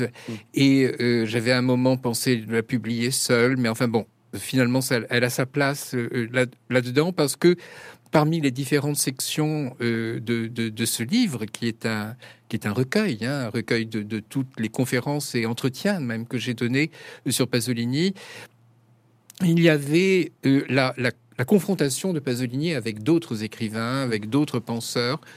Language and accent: French; France; je suis français, je ne suis pas italien